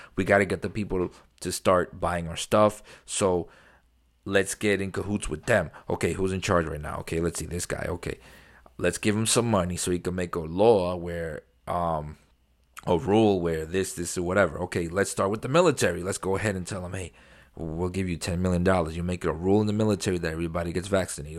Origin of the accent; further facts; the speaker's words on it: New York City, New York, United States; moved away; I grew up in New York, very liberal, very, uh, you know, democratic city, New York City